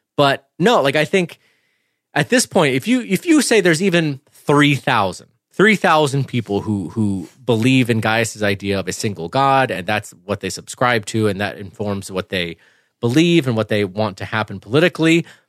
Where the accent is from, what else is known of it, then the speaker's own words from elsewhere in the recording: Clemson, South Carolina, United States; I grew up in Clemson, Clemson, South Carolina